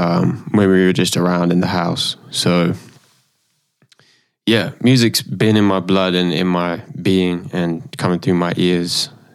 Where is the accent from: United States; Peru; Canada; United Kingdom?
United Kingdom; Salisbury, South West England; moved away; I'm from Wiltshire, UK.